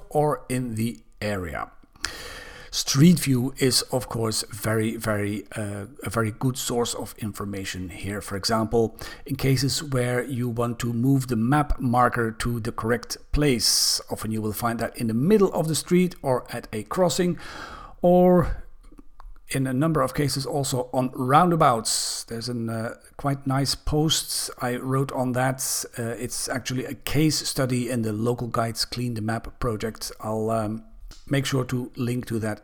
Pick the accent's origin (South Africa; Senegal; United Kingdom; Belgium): Belgium; Belgium, my home country